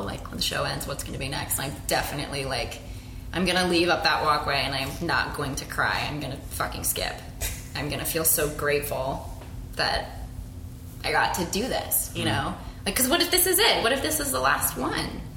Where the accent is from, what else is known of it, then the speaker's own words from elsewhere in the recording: Phoenix, Arizona, United States; also born or lived in Singapore; now in Los Angeles, United States; I also maintain a connection to my hometown. I'm from Phoenix.